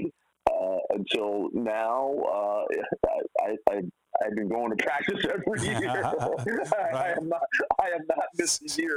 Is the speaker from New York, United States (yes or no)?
yes; Albany, New York, United States; moved away as an adult; now in Austin, United States; I'm from upstate New York, so I'm from Albany, New York